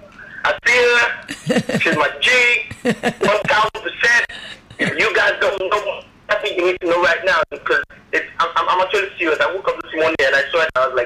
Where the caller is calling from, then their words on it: Lagos, Nigeria; I'm calling from Lagos.